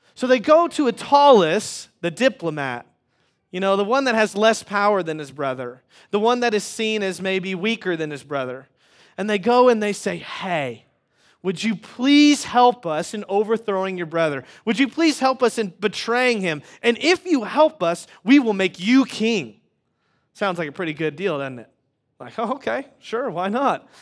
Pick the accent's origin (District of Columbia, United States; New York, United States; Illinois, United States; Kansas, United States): Kansas, United States; Wichita; moved away; I grew up in Wichita, Kansas.